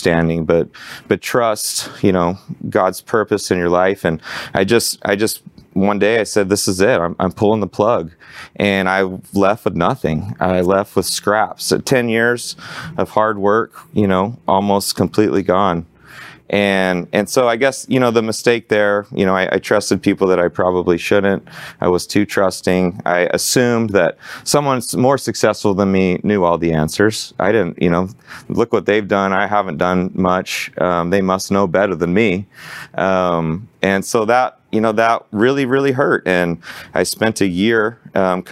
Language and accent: English; Arlington, Texas, United States; growing up in Arlington, I worked out at a Gold's Gym and this hole in the wall Metroflex